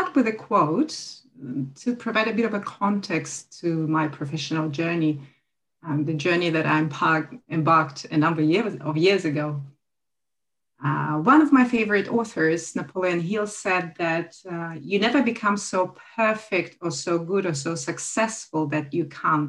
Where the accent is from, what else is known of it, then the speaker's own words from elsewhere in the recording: Sochi, Krasnodar Krai, Russia; moved away as an adult; also born or lived in Crete, Greece; now in Australia; after completing my university degree in economics in my hometown, Sochi, I moved to Greece